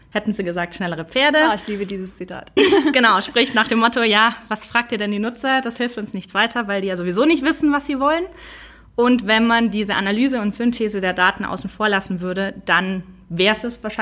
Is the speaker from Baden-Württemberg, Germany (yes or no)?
yes; Stuttgart, Baden-Württemberg, Germany; accent: Swabian; moved away as an adult; now in Munich, Germany; Davor komme ich nämlich eigentlich aus der Stuttgarter Ecke, was man mir meistens nicht so anhört.